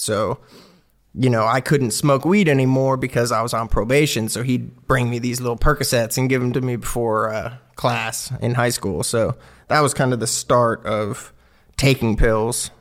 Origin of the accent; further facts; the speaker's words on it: Clearwater, Florida, United States; moved away as an adult; also born or lived in Sunrise, Florida / Knoxville, Tennessee; I grew up in, like, a suburb of Tampa Bay in Clearwater, Palm Harbor